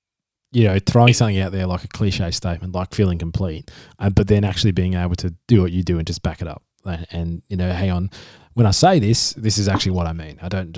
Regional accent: Perth, Western Australia, Australia; now in Adelaide, Australia; I'm from Perth as well, so yeah, I'm from Western Australia originally, but then lived here for about the past decade now, so kind of almost a South Australian now.

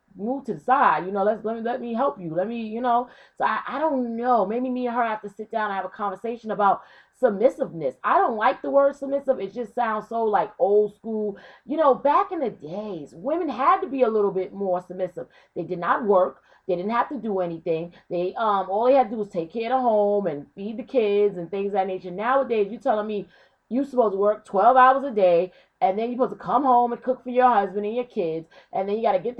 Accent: Brooklyn, New York, United States; growing up in Brooklyn in the 90s

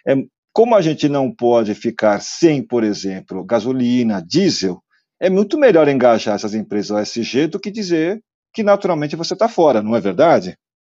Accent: South Korea; now in Brazil; se eu estou a viver lá na Coreia, onde eu nasci

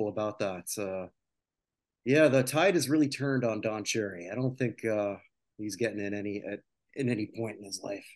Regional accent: Canada; I'm a Canadian

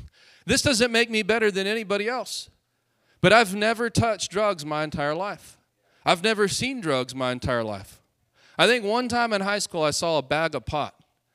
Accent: Hobbs, New Mexico, United States; Anybody ever heard of Hobbs, New Mexico? I'm from there. I'm from Lovington and Hobbs, Lee County.

